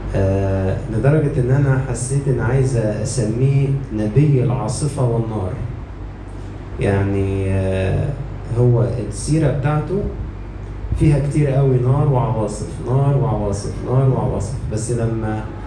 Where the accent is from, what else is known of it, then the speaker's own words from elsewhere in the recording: Egypt; عندنا في مصر